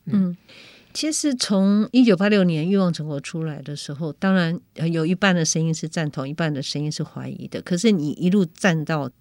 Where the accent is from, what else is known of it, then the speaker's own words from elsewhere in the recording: Keelung, Taiwan; 因为我是从基隆出生的